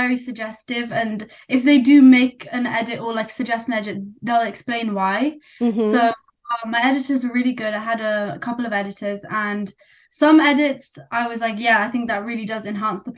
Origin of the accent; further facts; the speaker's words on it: United Kingdom; accent: British; first language Nepali; So me and my sister, we were both born here. You can probably tell from my accent, we're completely British Nepali